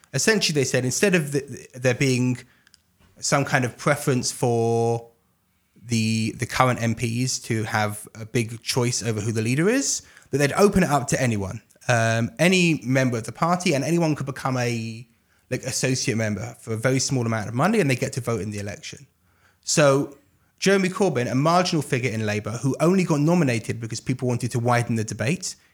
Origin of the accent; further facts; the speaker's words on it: London, United Kingdom; now in Jerusalem, Israel; I grew up in England, uh, grew up in London